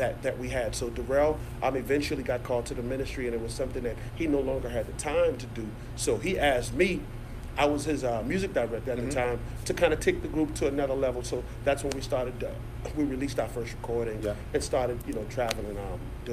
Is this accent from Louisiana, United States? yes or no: no; North Charleston, South Carolina, United States; I've been born here, raised here, went to school here, educated here, went to church here, learned everything I know here in North Charleston